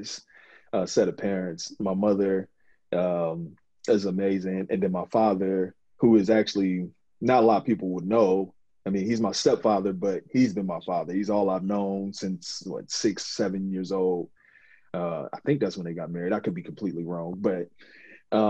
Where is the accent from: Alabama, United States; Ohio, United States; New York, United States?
Ohio, United States; Mansfield; I come from a small town, it's Mansfield, Ohio.